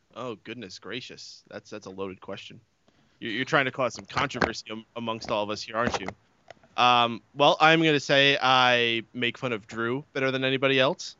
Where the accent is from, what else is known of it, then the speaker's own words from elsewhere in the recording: New York, United States; I'm from New York